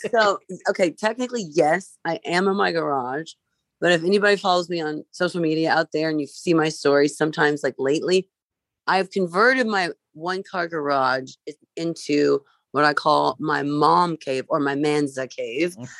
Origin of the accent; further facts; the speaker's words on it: Vincennes, Indiana, United States; I grew up in Vincennes, Indiana